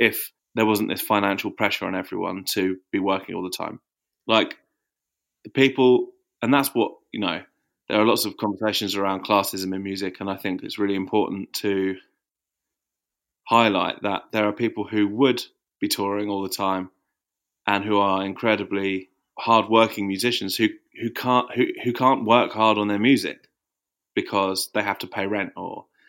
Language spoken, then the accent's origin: English; Watford, East of England, United Kingdom; moved away as an adult; now in Margate, United Kingdom; Margate's where I live now. I think like when I was growing up in Watford